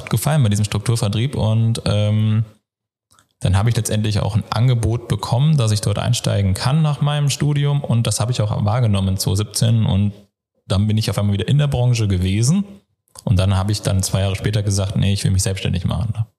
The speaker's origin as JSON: {"language": "German", "region": "North Hesse", "country": "Germany", "also_born_or_lived": "Giessen, Germany", "moved": "as an adult", "said": "ich komme ursprünglich aus Nordhessen, bin dann nach Mittelhessen gezogen, nach Gießen"}